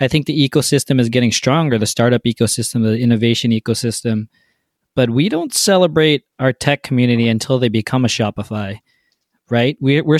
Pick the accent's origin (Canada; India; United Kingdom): Canada; it's the Canadian in us